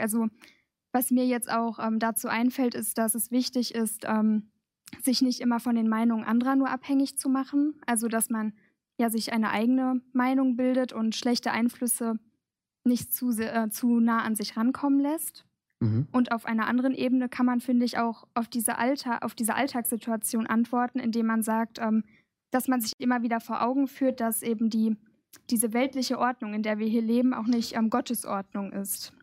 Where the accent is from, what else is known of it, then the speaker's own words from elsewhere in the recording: Gelsenkirchen, North Rhine-Westphalia, Germany; ich komme aus Gelsenkirchen, also auch ganz aus der Nähe